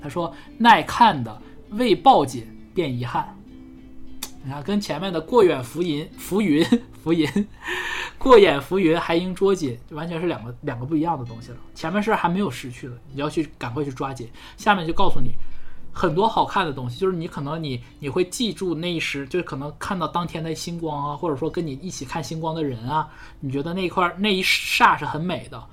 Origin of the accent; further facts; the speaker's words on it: China; 我们中国人